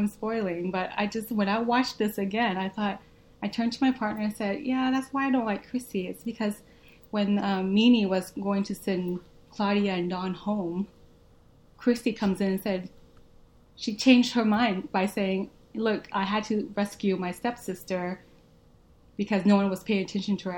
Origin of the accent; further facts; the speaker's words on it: Arkansas, United States; first language Vietnamese; English is a second language; I grew up in Arkansas, I lived in the suburbs.